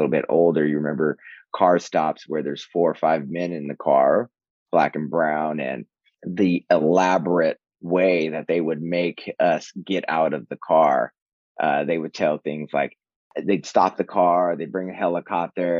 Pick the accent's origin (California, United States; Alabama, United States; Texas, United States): California, United States; Southern; now in New York City, United States; I'm inextricably Californian, Southern Californian